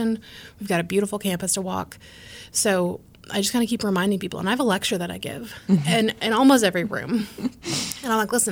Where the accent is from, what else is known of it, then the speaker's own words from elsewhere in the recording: United States; as Americans, right, like, we are an Irish Catholic family.